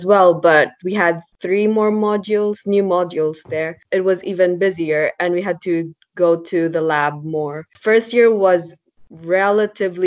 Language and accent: English; Abu Dhabi, United Arab Emirates; moved away as an adult; now in Leeds, United Kingdom; I'm from Abu Dhabi